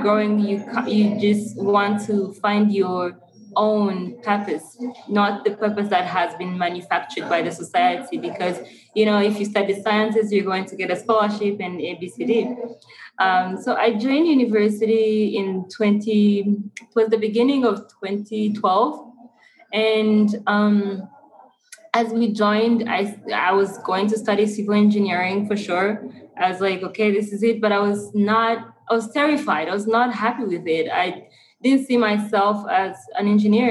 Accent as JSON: {"language": "English", "region": "Kigali", "country": "Rwanda", "tie": "born or raised there", "said": "I was born and raised in Rwanda, Kigali"}